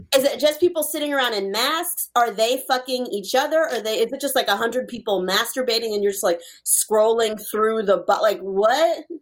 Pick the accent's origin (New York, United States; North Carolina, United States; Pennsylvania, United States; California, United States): North Carolina, United States; Charlotte; I grew up in the Charlotte Mecklenburg public school system